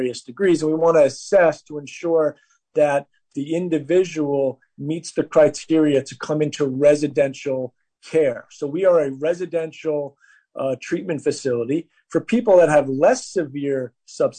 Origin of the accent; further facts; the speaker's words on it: New York, United States; I come from New York, and I come from a family